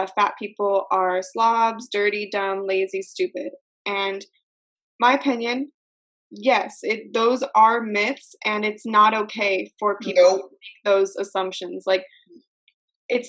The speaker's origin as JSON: {"language": "English", "country": "United States", "said": "I'm from America"}